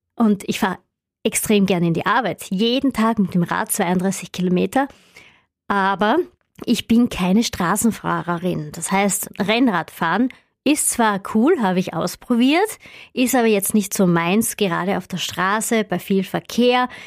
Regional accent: Upper Styria, Austria; ich komme ja aus der Obersteiermark und da gibt es viele Berge wenig Flachland

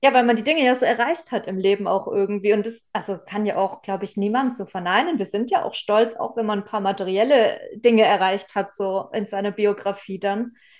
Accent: Southern Germany, Germany; ich komme ja auch aus Süddeutschland

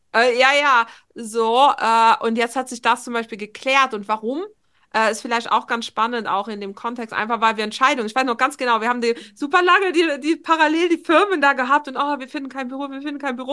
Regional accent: Luxembourg; now in Trier, Germany; ich wohne ja aktuell noch in Trier. Ich will unbedingt nach Luxemburg nächstes Jahr zurückziehen in, in meine Heimat äh, so nach zehn Jahren

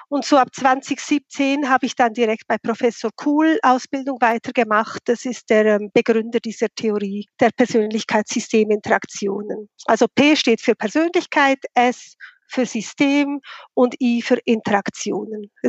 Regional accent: Bern, Switzerland; now in Zürich, Switzerland; Also, ich bin Schweizerin, wie man das gut hört ursprünglich von Bern, der Hauptstadt, bin dann wegen dem Job nach Zürich gegangen.

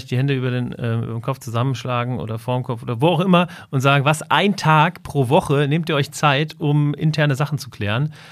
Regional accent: Hesse, Germany; wir kommen ja beide aus dem Rhein-Main-Gebiet

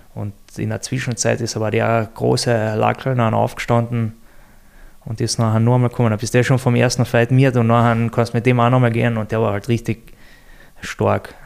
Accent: Austria; bei uns in Österreich

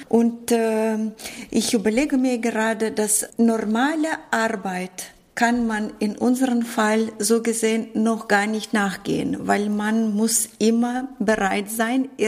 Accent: Northern Germany, Germany; Doch, ich komme aus Norddeutschland und wir sagen hier moin.

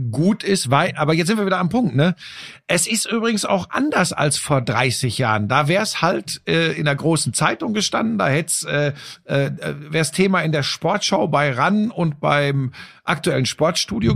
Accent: Hagen, North Rhine-Westphalia, Germany; bei uns äh, äh in Hagen, wo ich aufgewachsen bin

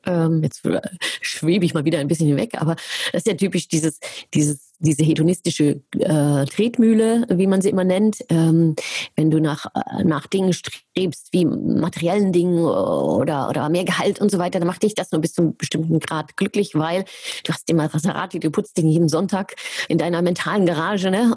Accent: Germany; ich bin ja Deutsche

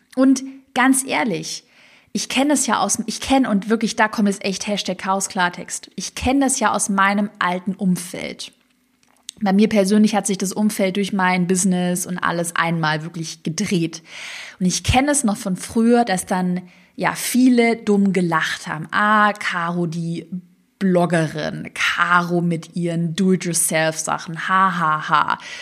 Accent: Swabia, Baden-Württemberg, Germany; accent: Swabian; im Schwäbischen, ich komme aus dem Schwarmland, würde man sagen, zu schwätze

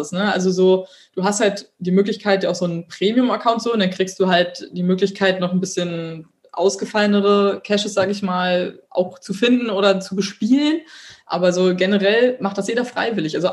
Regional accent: Berlin, Germany; ich komme aus Berlin, ich habe eine große Fresse

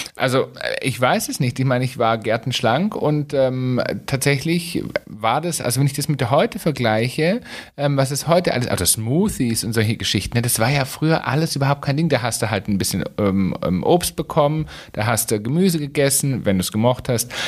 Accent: Swabia, Germany; bei uns im Schwabenland

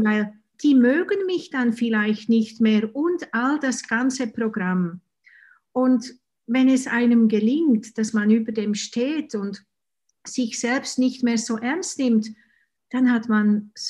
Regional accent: Switzerland; Und ja, ich bin ich komme aus der Schweiz, das kann man wahrscheinlich unschwer hören.

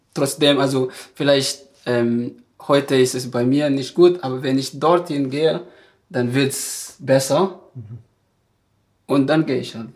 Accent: Madagascar; German is a second language; moved away as an adult; now in Germany; ich komme aus Madagaskar

